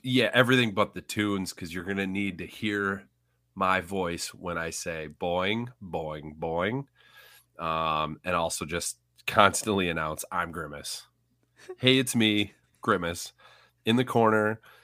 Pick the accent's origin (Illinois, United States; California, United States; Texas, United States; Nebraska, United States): Illinois, United States; Central; accent: Central Illinois; my Central Illinois accent